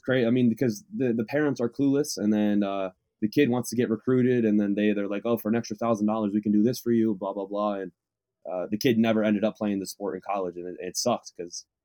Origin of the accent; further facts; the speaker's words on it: Waterbury, Connecticut, United States; moved away as an adult; also born or lived in Southern California; now in Claremont, United States; I'm from Waterbury, Connecticut, but I go to school here in Southern California